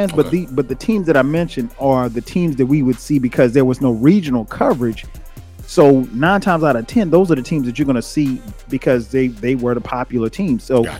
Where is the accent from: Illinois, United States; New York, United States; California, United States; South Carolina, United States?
South Carolina, United States; Florence; I grew up in a small city, Florence, South Carolina.